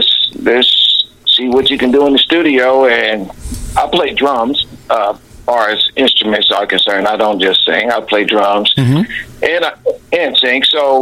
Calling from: Dayton, Ohio, United States; Yeah, I'm in Dayton, Ohio.

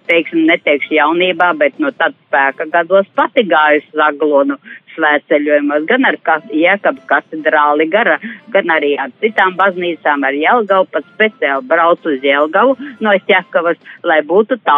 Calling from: Plākanciems, Latvia; no Plākantiema, kas jums ļoti, ļoti bieži zvana

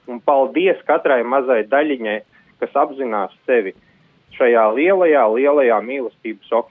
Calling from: Jūrmala, Latvia; no Jūrmalas

